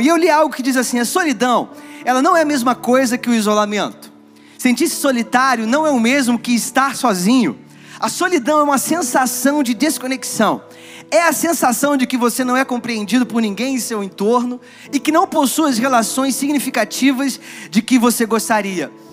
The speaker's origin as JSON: {"language": "Portuguese", "region": "Rio de Janeiro", "country": "Brazil", "moved": "yes", "lives_now": "São Paulo, Brazil", "said": "Eu sou do Rio"}